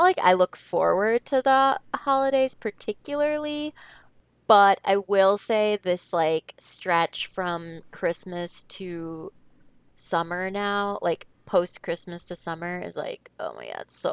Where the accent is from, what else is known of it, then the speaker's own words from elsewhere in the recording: Madison, Wisconsin, United States; moved away; We are both from Madison, Wisconsin.